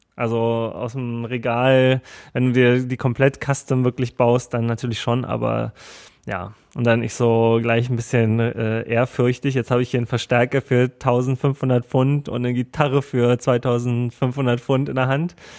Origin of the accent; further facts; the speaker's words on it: Germany; ich komme aus Deutschland